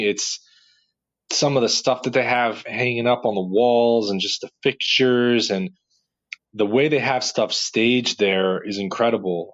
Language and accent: English; New Jersey, United States; I'm just from Jersey